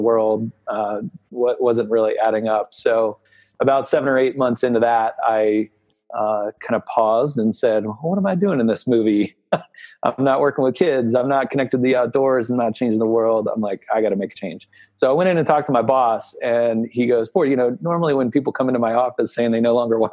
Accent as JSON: {"language": "English", "town": "New Orleans", "region": "Louisiana", "country": "United States", "tie": "born or raised there", "moved": "yes", "lives_now": "Denver, United States", "said": "I grew up in New Orleans"}